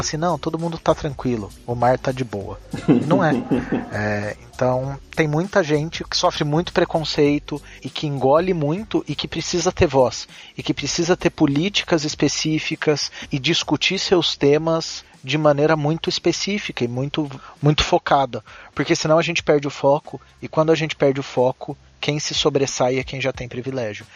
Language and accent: Portuguese; Minas Gerais, Brazil; moved away; also born or lived in São José dos Campos; eu nasci em Minas